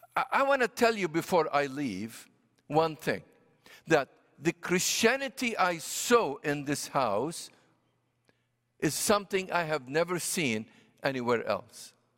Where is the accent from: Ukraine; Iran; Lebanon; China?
Lebanon; Beirut, Beirut Governorate; first language Arabic; English is a second language; moved away as an adult; also born or lived in Washington, D.C.; I was born and raised in Beirut, Lebanon. So Arabic is my native tongue.